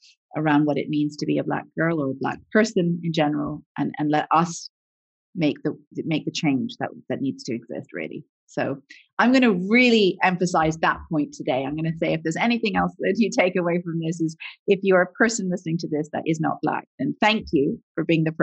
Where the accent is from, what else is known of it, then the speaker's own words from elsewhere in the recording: Canada; I grew up in Canada. So we're a multicultural country